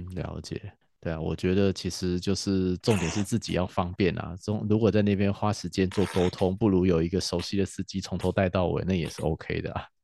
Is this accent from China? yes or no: no; Taiwan; 我们台湾人